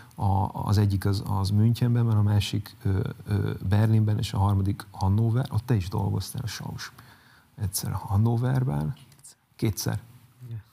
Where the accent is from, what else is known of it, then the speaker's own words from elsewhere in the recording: Zalaegerszeg, Zala, Hungary; moved away; Zalegerszegről jövök